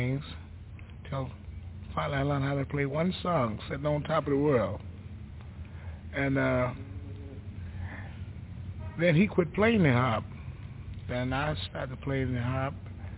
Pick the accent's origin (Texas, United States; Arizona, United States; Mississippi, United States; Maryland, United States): Mississippi, United States; Pilatch; I'm from Pilatch, Mississippi, which is a small, small town.